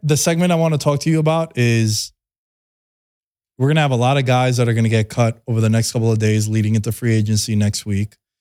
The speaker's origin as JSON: {"language": "English", "town": "New York City", "region": "New York", "country": "United States", "said": "I'm from Astoria, Queens"}